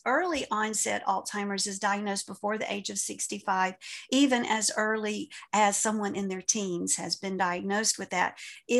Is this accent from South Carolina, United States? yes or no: yes; South Carolina, United States; now in Southwest Florida, United States; I'm from South Carolina